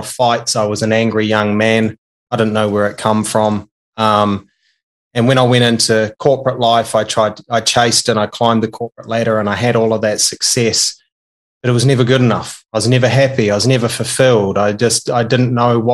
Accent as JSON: {"language": "English", "country": "New Zealand", "tie": "born or raised there", "said": "I'm a Kiwi, and I was brought up in a small country town in New Zealand with 800 people"}